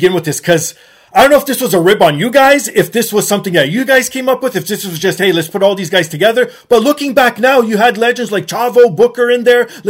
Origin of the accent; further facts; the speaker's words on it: Canada; being Canadian myself